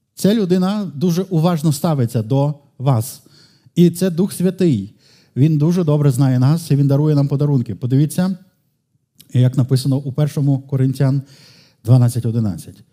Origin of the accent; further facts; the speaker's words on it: Lviv, Lviv Oblast, Ukraine; сам львів'янин